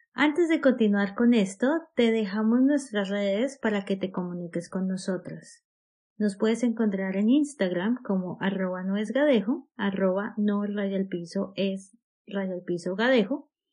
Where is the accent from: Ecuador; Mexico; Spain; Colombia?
Colombia; moved away as an adult; now in Australia; siendo colombiana, llevo siete años viviendo en Australia